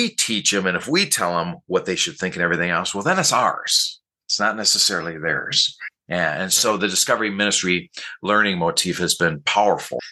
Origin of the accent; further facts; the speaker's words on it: Minneapolis, Minnesota, United States; now in Lansing, United States; I grew up in Minneapolis, Minnesota